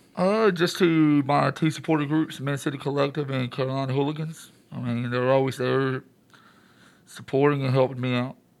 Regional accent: Michoacán, Mexico; now in Charlotte, United States; I'm from Mexico, and I'm also from Michoacan

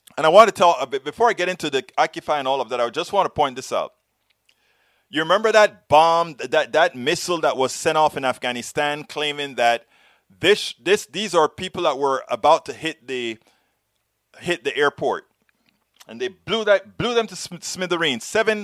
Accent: Panama; I'm from Central America, Panama

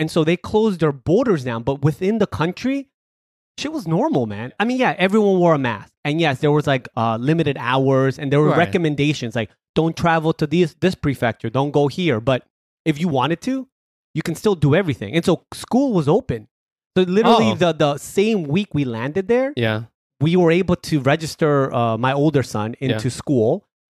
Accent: New York, United States; also born or lived in Colombia; So I was born in Colombia, but I came to the States when I was 5. So when people often ask me, where are you from? It's just easier to say I'm from New York.

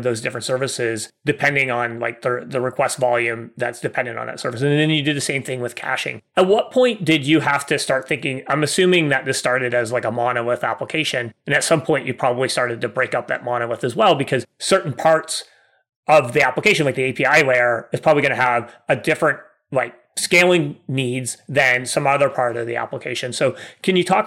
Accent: Canada; I'm Canadian

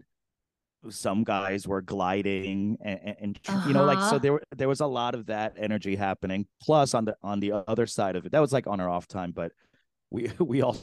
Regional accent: New York City, New York, United States; I grew up in Flushing, Queens

